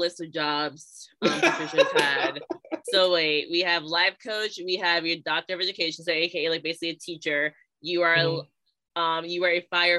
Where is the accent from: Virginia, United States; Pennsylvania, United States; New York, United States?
Virginia, United States; Southern; now in Northern New Jersey, United States; So right now I'm in Northern New Jersey, but I was born and raised in Virginia, like Southern Virginia.